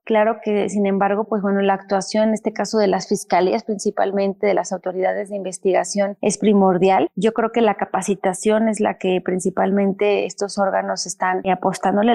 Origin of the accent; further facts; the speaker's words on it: Mexico; nuestro país